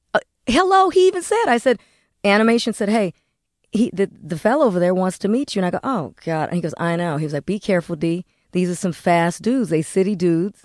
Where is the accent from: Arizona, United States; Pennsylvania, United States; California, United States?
California, United States; Corona; I'm from Corona, California